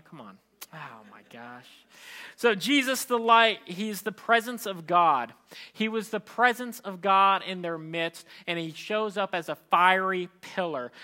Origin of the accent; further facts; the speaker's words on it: Philippines; as a Filipino